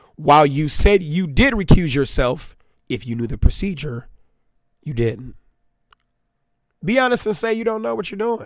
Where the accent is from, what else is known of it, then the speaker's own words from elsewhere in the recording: Chicago, Illinois, United States; I'm the boy from Robert Taylor.